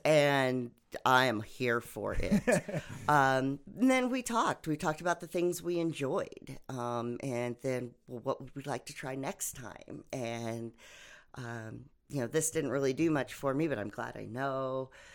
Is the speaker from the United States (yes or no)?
yes; Oklahoma, United States; also born or lived in various US states; lived my life kind of all over the states until I moved to Oklahoma when I was 10